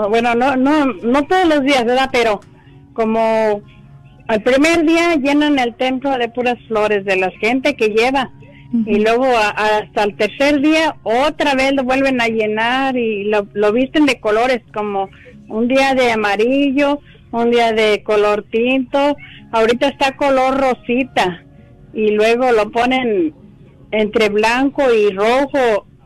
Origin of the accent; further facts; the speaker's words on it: Belén del Refugio, Jalisco, Mexico; Pero es, es un pueblito que se llama Belén del Refugio.